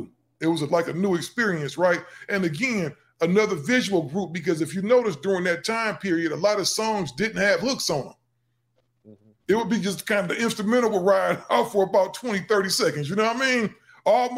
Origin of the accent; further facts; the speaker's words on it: Cleveland, Ohio, United States; now in California, United States; I'm originally from Cleveland, but I've been out in California since 87